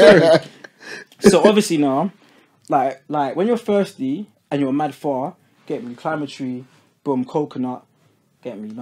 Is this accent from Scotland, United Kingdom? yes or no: no; Croydon, London, United Kingdom; also born or lived in Guyana; I'm from England